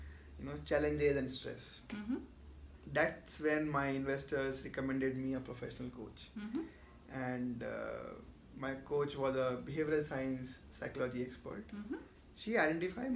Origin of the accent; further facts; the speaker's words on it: Jaipur, Rajasthan, India; moved away; also born or lived in Mumbai; I am natively from Jaipur, that's west part of India, the place of the pink city and all.